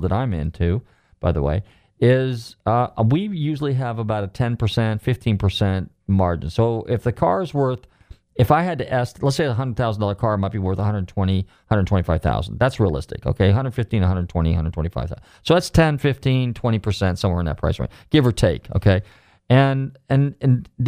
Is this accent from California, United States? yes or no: yes; Marin County, California, United States; growing up in Marin County